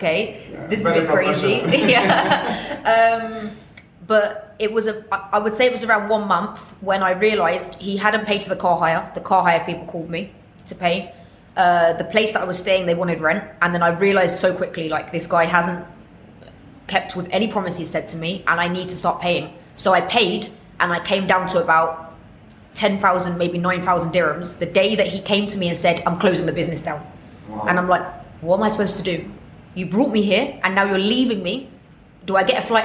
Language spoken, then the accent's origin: English; England, United Kingdom; moved away as an adult; now in Dubai, United Arab Emirates; even though I was born in England, I never felt like I belonged there